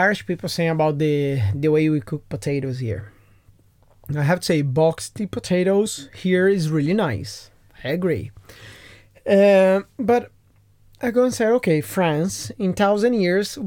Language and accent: English; Brazil; now in Ireland